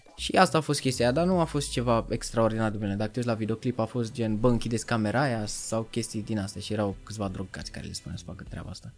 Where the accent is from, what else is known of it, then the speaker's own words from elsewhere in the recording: Romania; accent: heavy Eastern European accent in English; moved away as an adult; also born or lived in England; eu am accent când vorbesc în engleză, nu am prins de British accent, vorbesc bine, mă exprim bine, doar că am accentul greoi de prusnac.